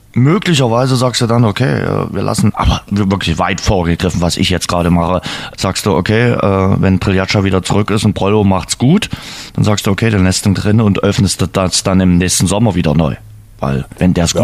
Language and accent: German; Saxony, Germany; bei uns in Sachsen, auch in Dresden.